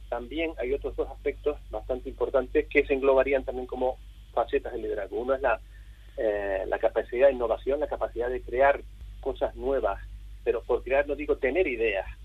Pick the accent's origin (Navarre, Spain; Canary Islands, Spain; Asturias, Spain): Canary Islands, Spain; moved away; Eh, como has dicho, yo soy canario, llevo unos treinta y pico años fuera de Canarias